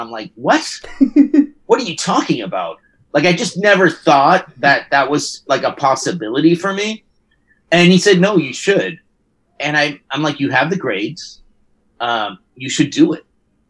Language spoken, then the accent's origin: English; Guaynabo, Puerto Rico; I grew up in Puerto Rico in the 70s, which if anyone knows about the 70s in Puerto Rico, it's kind of like the Wonder Years, San Juan edition.